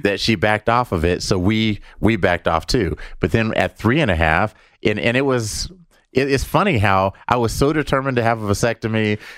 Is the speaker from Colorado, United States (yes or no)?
yes; Denver, Colorado, United States; We're from Denver.